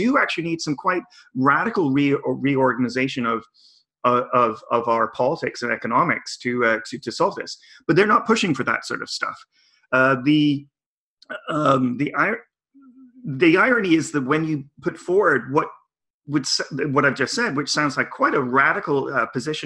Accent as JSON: {"language": "English", "town": "Victoria", "region": "British Columbia", "country": "Canada", "tie": "born or raised there", "said": "I went to two global climate strike actions in my hometown."}